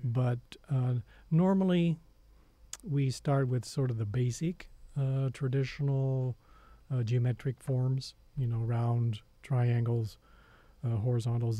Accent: southern Missouri, United States; I grew up on a farm in southern Missouri

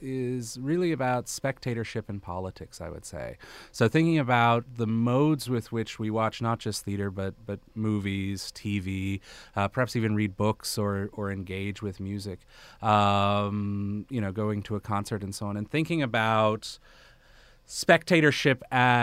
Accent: Bethesda, Maryland, United States; also born or lived in Malawi / Malaysia; Oh, I'm from the Washington, D.C. area. I grew up in Bethesda, Maryland. But I also, I grew up all over.

